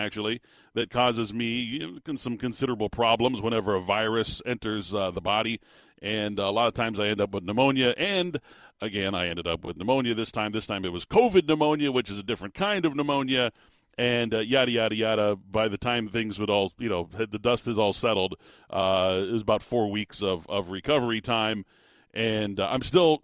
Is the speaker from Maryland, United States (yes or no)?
no; Tucson, Arizona, United States; the city of Tucson, my hometown